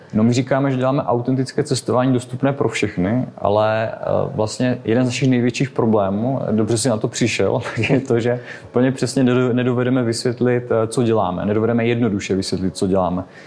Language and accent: Czech; Czechia; jsme z Česka